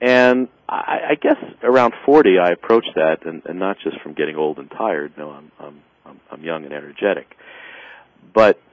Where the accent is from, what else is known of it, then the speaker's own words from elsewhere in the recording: New York City, New York, United States; I grew up in the South Bronx